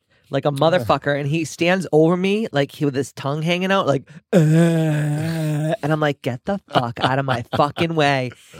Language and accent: English; South Boston, Massachusetts, United States; We're from Southie, so we have a big dumpster at the dojo at the wellness center